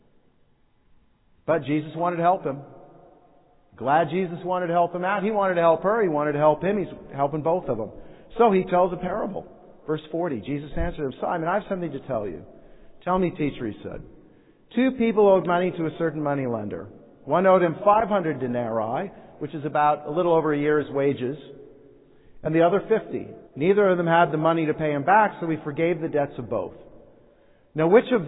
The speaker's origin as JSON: {"language": "English", "country": "United States", "said": "as Americans"}